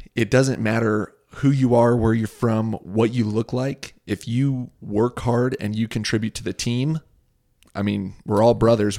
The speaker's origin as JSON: {"language": "English", "town": "Boise", "region": "Idaho", "country": "United States", "tie": "born or raised there", "said": "my hometown"}